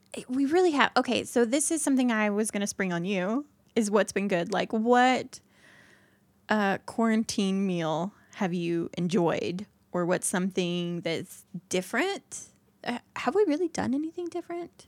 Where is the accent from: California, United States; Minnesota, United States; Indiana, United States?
Indiana, United States; I'm from Indiana